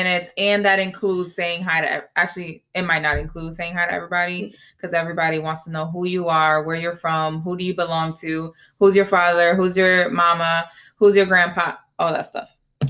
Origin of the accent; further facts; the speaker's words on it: United States; first language Spanish; English is a second language; I was not born on the island. I was born here in the United States.